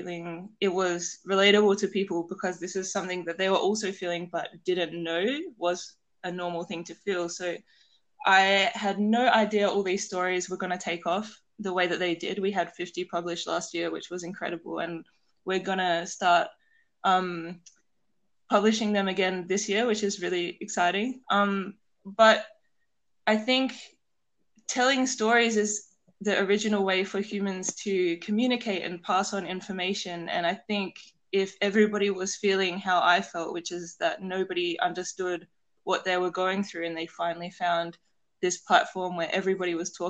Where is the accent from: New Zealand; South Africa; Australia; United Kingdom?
Australia; South Australia; where I grew up in South Australia